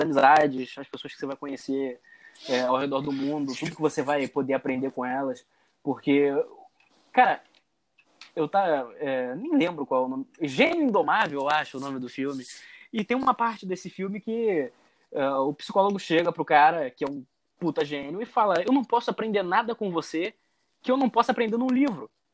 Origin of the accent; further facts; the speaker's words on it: Rio de Janeiro, Brazil; accent: carioca; first language Portuguese; moved away as an adult; also born or lived in Germany; a coisa mais bonita que existe no carioca é o sotaque.